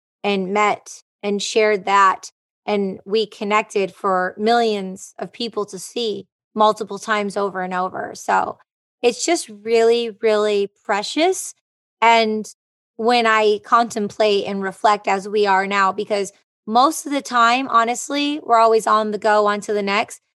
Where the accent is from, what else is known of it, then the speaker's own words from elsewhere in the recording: Detroit, Michigan, United States; moved away as an adult; I am from Detroit, Michigan